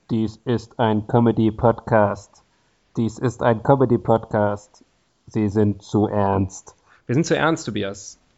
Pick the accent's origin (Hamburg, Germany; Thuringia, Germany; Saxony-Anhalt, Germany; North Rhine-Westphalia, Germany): North Rhine-Westphalia, Germany; hier aus in meinem Heimatbundesland, Nordrhein-Westfalen